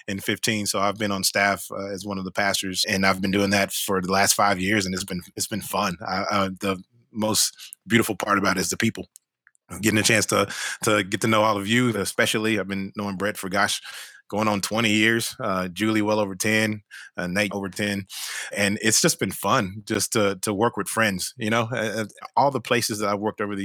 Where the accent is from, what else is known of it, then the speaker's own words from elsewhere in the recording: Fort Worth, Texas, United States; moved away as an adult; now in Austin, United States; I had moved from Fort Worth, which is my hometown, grew up there